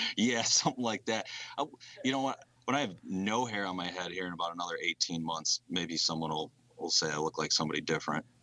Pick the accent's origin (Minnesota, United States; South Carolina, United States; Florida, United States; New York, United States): New York, United States; Tully; also born or lived in Cortland, New York; I grew up about 10 minutes north in Tully, New York, on a small lake